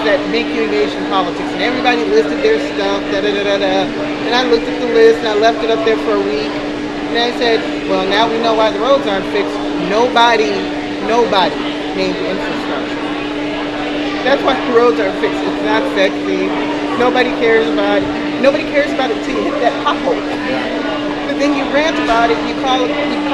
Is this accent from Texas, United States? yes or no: no; New Orleans, Louisiana, United States; now in Milwaukee, United States; I grew up in New Orleans